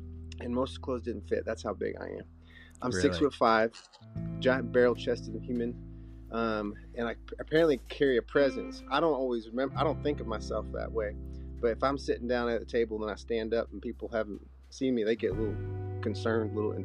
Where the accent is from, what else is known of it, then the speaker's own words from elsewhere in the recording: Rockford, Illinois, United States; also born or lived in Loves Park, Illinois / Chicago, Illinois / Bend, Oregon; I grew up in Rockford, Illinois